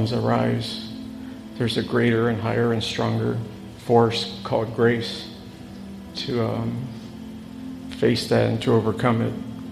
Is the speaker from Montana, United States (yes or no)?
no; San Antonio, Texas, United States; we're from San Antonio, Texas